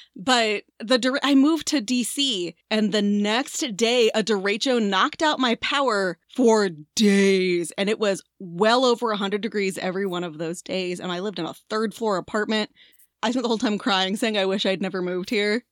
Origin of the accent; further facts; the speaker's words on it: Tornado Alley, United States; moved away; also born or lived in Washington, D.C.; we grew up in Tornado Alley